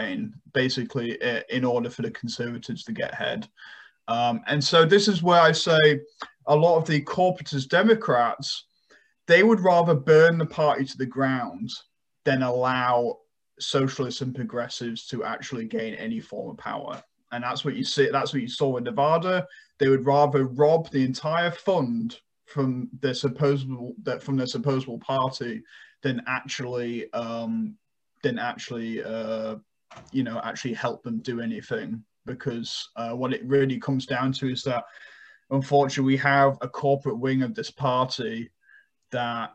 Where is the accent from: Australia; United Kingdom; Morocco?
United Kingdom; now in United States; my home country in the UK